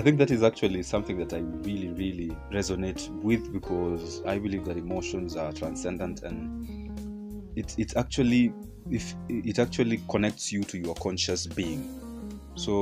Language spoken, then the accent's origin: English; Kenya; our educational systems here in Kenya, I come from Kenya